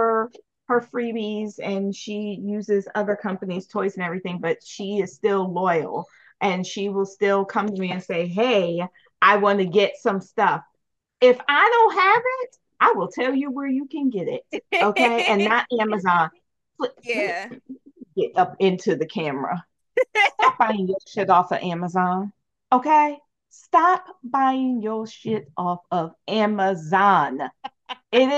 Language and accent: English; New York, United States; moved away as an adult; now in Baltimore, United States; I'm a New Yorker